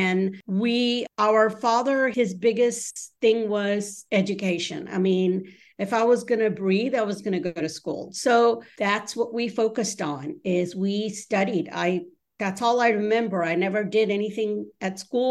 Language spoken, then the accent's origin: English; Memphis, Tennessee, United States; English is a second language; moved away as an adult; also born or lived in Dhaka, Bangladesh; now in Seattle, United States; when I was 10 years old, my entire family moved from Dhaka, Bangladesh, to Memphis, Tennessee, where I went through school. We didn't know any English when we arrived